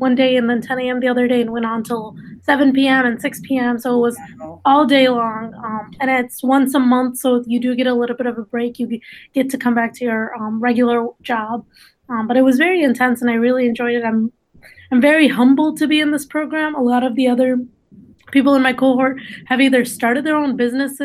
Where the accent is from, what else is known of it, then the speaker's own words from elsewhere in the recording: East Lansing, Michigan, United States; first language Dari; English is a second language; also born or lived in Afghanistan; I am from East Lansing, and I went to Michigan State